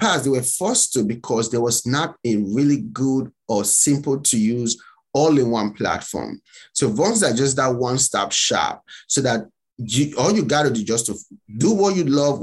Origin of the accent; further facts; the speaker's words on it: Nigeria; moved away as an adult; now in United States; I'm from Nigeria